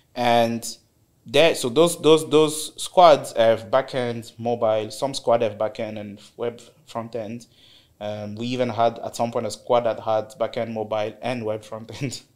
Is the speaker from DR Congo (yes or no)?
yes; DR Congo; moved away as an adult; also born or lived in South Africa; now in United Arab Emirates; I'm from Congo, DRC. Um, actually started my career there. So I finished university in DRC in 2013